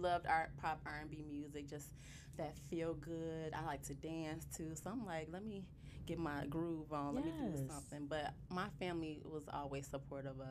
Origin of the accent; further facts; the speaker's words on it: South suburbs of Chicago, Illinois, United States; I'm from the South suburbs